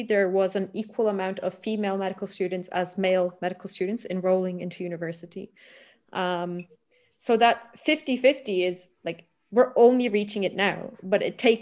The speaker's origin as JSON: {"language": "English", "country": "Turkey", "tie": "born or raised there", "moved": "yes", "lives_now": "Italy", "said": "I'm from Turkey"}